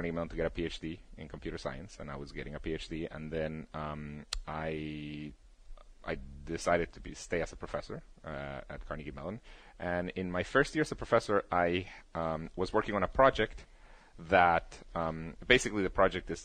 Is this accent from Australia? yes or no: no; Guatemala; English is a second language; moved away as an adult; now in Pittsburgh, United States; I went to an American school in Guatemala